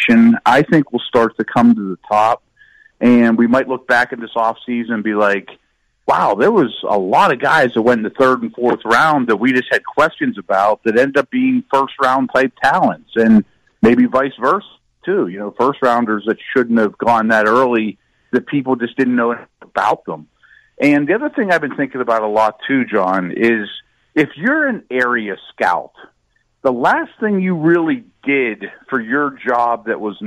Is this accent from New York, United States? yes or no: no; Pittsburgh, Pennsylvania, United States; my hometown, which is your hometown